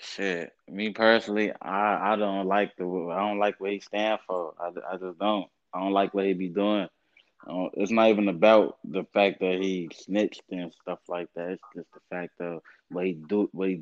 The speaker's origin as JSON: {"language": "English", "town": "Chicago", "region": "Illinois", "country": "United States", "said": "I'm from North Side of Chicago. I'm really from the hood for real, man. I'm from Uptown, man."}